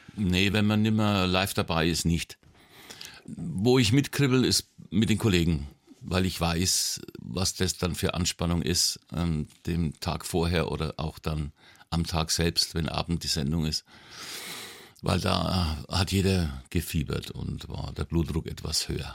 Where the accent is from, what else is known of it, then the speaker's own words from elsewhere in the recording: Nuremberg, Bavaria, Germany; aufgewachsen bin ich in der Südstadt, mhm. in Falkenheim